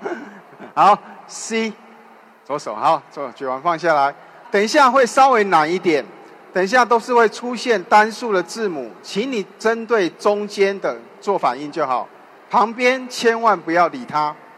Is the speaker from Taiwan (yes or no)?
yes; Taiwan; accent: Taiwanese; 就像我讲话可能有点台湾的口音一样